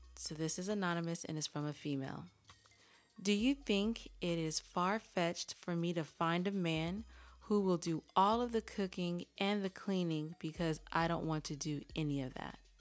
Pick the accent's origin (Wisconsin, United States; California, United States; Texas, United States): California, United States; I'm from California and I talk how I talk